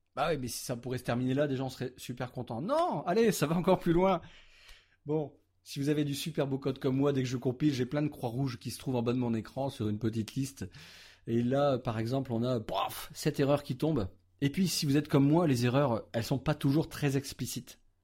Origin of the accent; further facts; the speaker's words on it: France; chez nous en France